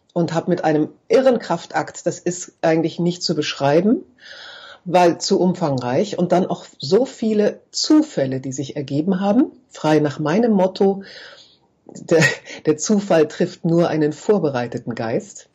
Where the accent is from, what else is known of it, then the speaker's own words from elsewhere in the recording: Braunschweig, Lower Saxony, Germany; also born or lived in Munich; ich bin geboren in München, bin mit meinen Eltern äh, im zarten Alter von neun Jahren nach München, äh, nach Braunschweig umgezogen